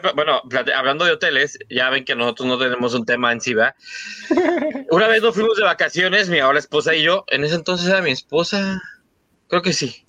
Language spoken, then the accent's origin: Spanish; Mexico